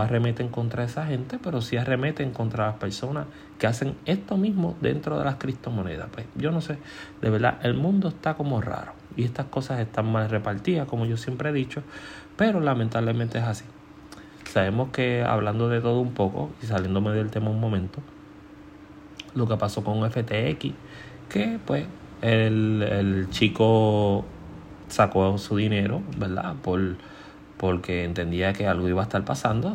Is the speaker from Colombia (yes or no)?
no; Puerto Rico